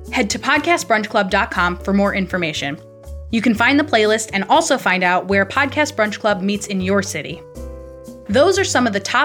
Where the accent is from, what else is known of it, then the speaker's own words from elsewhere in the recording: New York, United States; moved away; the house where I grew up in New York